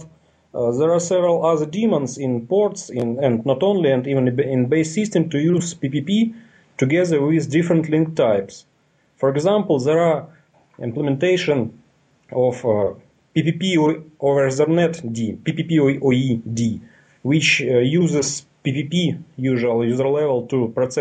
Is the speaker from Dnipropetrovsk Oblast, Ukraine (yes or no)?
yes; Dnipro, Dnipropetrovsk Oblast, Ukraine; I am live in Dnipropetrovsk, Ukraine. It's in Eastern Europe. I am 29. I am a programmer and FreeBSD administrator in a big communication company in my country